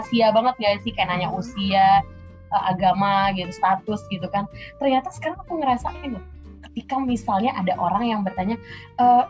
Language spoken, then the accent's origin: Indonesian; Palembang, South Sumatra, Indonesia; moved away as an adult; now in Jakarta, Indonesia; aku aslinya dari Palembang sama kayak Cica. Sekarang sih uh, tinggalnya di Jakarta